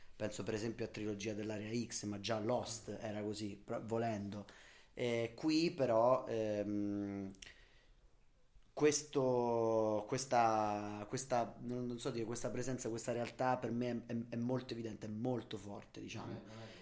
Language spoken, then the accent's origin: Italian; Umbria, Italy; Io comunque vengo dall'Umbria, che non è certo Manhattan